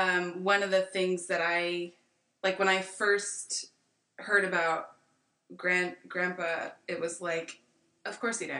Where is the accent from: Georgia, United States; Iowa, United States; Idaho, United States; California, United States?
California, United States; Napa Valley; I'm from Napa Valley